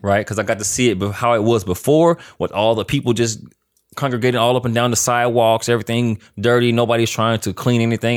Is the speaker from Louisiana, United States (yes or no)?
yes; Louisiana, United States; moved away as an adult; also born or lived in Grambling, Louisiana / Arcadia, Louisiana; now in Los Angeles, United States; I'm from Louisiana